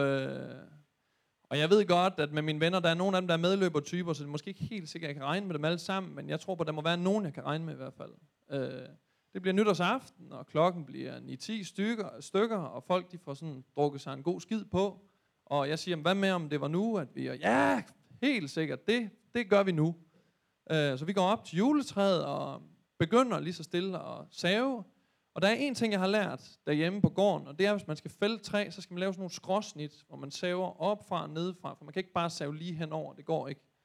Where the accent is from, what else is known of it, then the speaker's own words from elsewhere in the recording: Thy, North Denmark Region, Denmark; moved away; hjemme i Thy